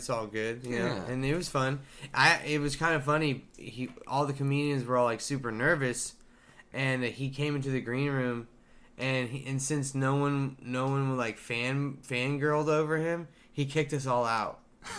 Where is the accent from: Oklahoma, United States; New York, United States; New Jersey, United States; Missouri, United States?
Oklahoma, United States; Tulsa; Because I'm from